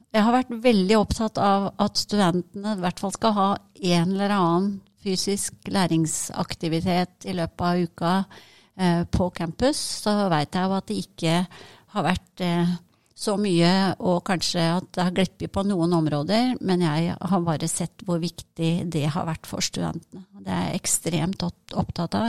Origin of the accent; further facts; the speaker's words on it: Hønefoss, Buskerud, Norway; moved away as an adult; now in Trondheim, Norway; jeg kommer opprinnelig fra Hønefoss